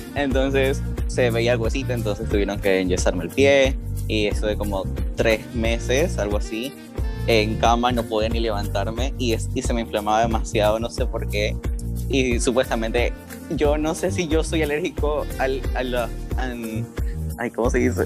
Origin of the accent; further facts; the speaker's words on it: Ecuador; soy de Ecuador.